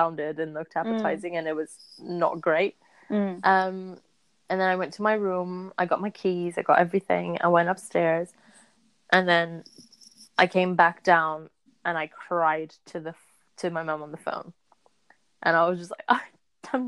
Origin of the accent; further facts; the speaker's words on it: Lisbon, Portugal; we're from Lisbon